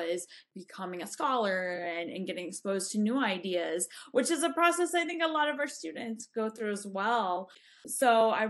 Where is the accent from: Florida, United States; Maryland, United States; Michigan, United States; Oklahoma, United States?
Florida, United States; Jacksonville; I grew up in the South. I grew up in Jacksonville, Florida